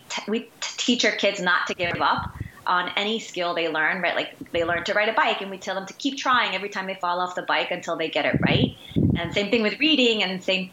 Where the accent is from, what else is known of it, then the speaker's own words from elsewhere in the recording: Guayaquil, Guayas, Ecuador; moved away; I am from Ecuador, Guayaquil, Ecuador, originally born and raised.